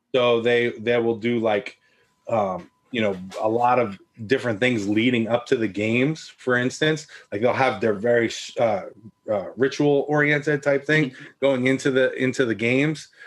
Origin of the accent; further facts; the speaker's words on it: Florida, United States; I'm from Florida